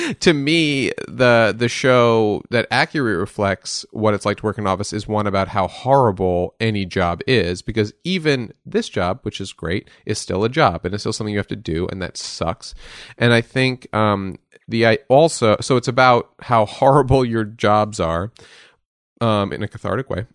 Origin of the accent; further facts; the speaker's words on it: Westchester, New York, United States; I grew up in Westchester, New York